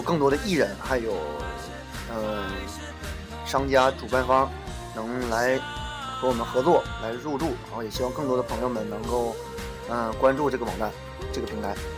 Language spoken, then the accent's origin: Chinese; Hulunbuir, Inner Mongolia, China; 我们家乡的骄傲，内蒙的骄傲，呼，呼伦贝尔的骄傲